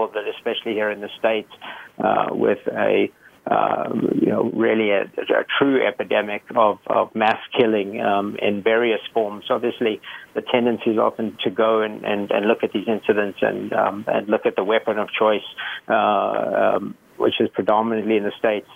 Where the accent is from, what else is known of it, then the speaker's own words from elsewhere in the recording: South Africa; moved away; I grew up in South Africa, and I grew up in a very volatile time in the 80s.